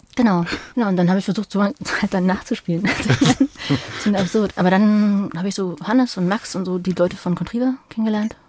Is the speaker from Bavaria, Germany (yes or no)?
no; Berlin, Germany; also born or lived in Madrid; also ich bin halt als Kind in Ostberlin aufgewachsen